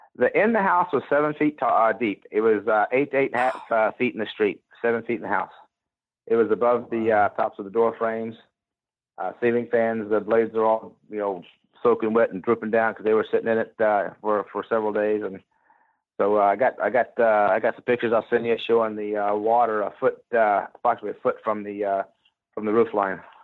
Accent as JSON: {"language": "English", "town": "Gulfport", "region": "Mississippi", "country": "United States", "moved": "yes", "lives_now": "Texas, United States", "said": "I'm from the Gulf Coast. Yeah, I'm from Gulfport, Mississippi, an hour out of New Orleans"}